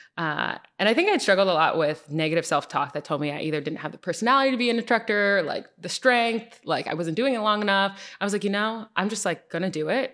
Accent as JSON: {"language": "English", "region": "Connecticut", "country": "United States", "tie": "born or raised there", "also_born_or_lived": "New Jersey / Atlanta, Georgia", "moved": "as an adult", "said": "grew up in Connecticut. Um, so, I spent my whole life in Connecticut."}